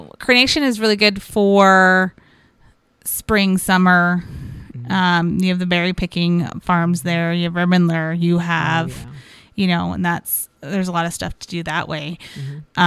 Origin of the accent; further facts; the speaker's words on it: Seattle, Washington, United States; I was born and raised in Ballard